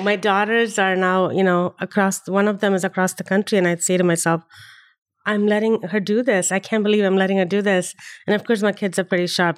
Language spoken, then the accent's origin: English; Chennai, Tamil Nadu, India; moved away as an adult; also born or lived in Delhi, India; now in United States; I grew up in India, uh, and even within India, I had, I grew up, uh, half of my schooling was in the south, uh, Chennai, where my, where I'm from, um, and half of it was in Delhi